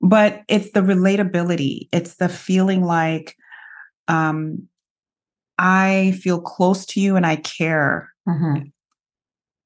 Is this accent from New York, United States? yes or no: yes; New York City, New York, United States; I grew up in New York City.